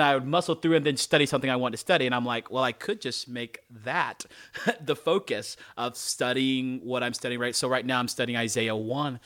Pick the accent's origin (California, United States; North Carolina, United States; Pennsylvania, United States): North Carolina, United States; I'm a black guy and I grew up in North Carolina.